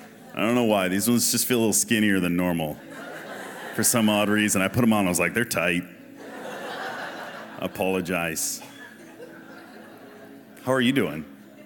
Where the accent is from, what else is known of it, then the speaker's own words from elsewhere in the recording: Massachusetts, United States; So, born in Massachusetts and grew up in a Christian household.